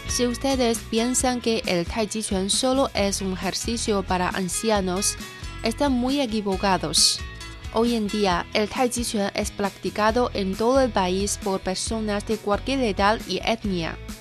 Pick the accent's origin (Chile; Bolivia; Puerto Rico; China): China; Handan, Hebei; Soy de la ciudad Handan, de la provincia de Hebei